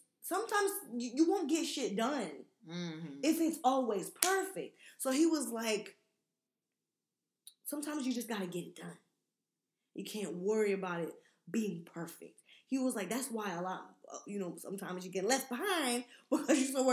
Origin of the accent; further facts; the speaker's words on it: United States; I'm American